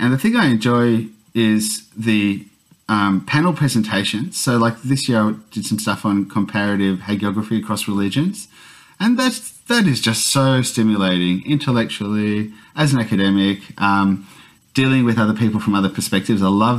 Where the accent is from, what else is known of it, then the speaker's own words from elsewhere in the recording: Australia; But in fact, I'm often incomprehensible as an Aussie anyway.